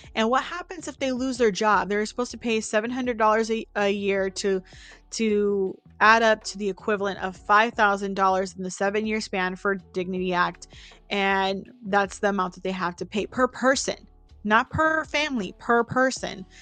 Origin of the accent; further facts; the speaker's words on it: Bay Area, California, United States; also born or lived in Central Valley, California; I came from the Bay Area.